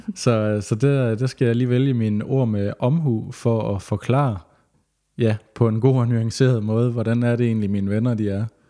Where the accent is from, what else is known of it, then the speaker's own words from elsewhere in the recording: West Jutland, Central Denmark Region, Denmark; moved away as an adult; also born or lived in Vollsmose, Odense; now in Odense, Denmark; Jeg føler mig også stadigvæk lidt som vestjyde